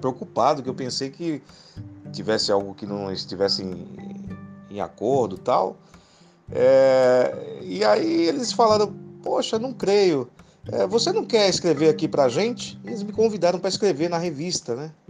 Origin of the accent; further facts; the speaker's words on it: Guarujá, São Paulo, Brazil; now in São Bernardo do Campo, Brazil; Nasci em São Paulo, fui criado no Guarujá e atualmente moro em São Bernardo do Campo desde 1996